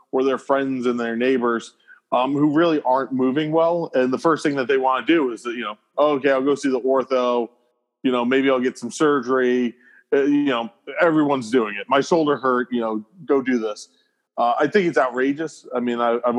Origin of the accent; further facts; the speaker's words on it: New York, United States; also born or lived in Atlanta; I practice where I grew up in New York